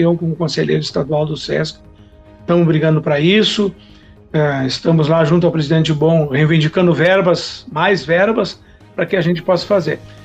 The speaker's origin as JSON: {"language": "Portuguese", "town": "Faxinal do Soturno", "region": "Rio Grande do Sul", "country": "Brazil", "tie": "born or raised there", "also_born_or_lived": "Horizontina / Restinga Sêca", "lives_now": "Santa Maria, Brazil", "said": "Me criei em Faixão Soturno, depois Restinga, apesar de ser nascido em Horizontina, mas eu estudei toda a minha vida aqui na Quarta Colônia"}